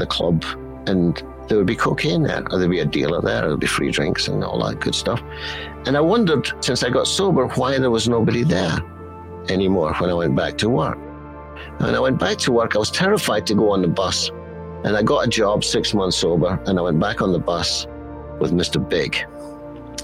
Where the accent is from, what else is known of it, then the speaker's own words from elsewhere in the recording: Scotland, United Kingdom; I'm Scottish